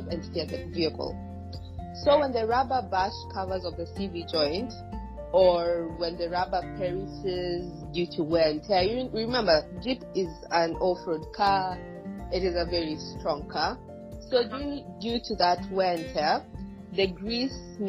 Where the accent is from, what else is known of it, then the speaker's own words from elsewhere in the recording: Tanzania; I'm from Tanzania, it's Africa